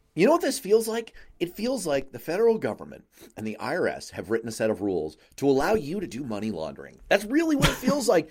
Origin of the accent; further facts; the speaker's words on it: New York City, New York, United States; I grew up in New York City